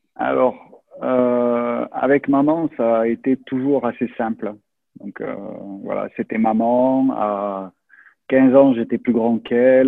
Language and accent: French; France; also born or lived in Toulouse; je suis français